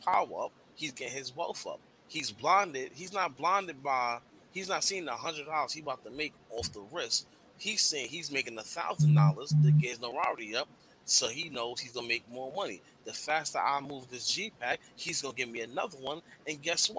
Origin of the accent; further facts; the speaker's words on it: New York, United States; moved away; I was from New York